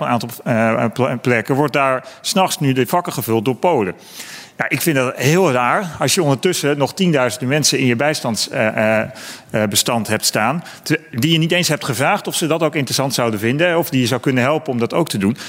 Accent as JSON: {"language": "Dutch", "region": "Utrecht", "country": "Netherlands", "said": "Ik kom uit Utrecht"}